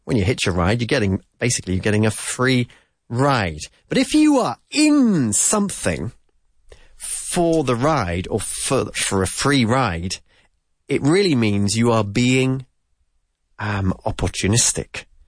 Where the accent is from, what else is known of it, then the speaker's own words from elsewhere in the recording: United Kingdom; as we say in the UK